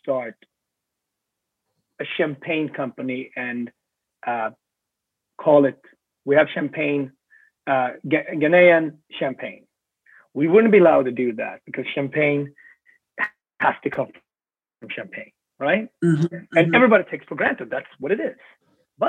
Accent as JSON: {"language": "English", "country": "Sweden", "said": "I come from Sweden"}